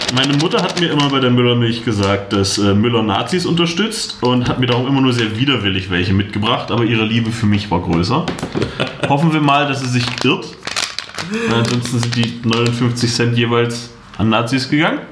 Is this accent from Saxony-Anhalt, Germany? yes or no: yes; Magdeburg, Saxony-Anhalt, Germany; moved away as an adult; now in Halle, Germany; Ich komme ursprünglich aus Magdeburg, wohne jetzt in Halle